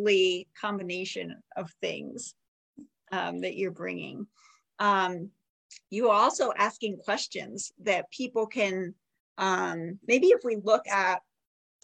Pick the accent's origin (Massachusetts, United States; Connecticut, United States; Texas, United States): Connecticut, United States; Avon; we grew up in the same town. We grew up in Avon, Connecticut.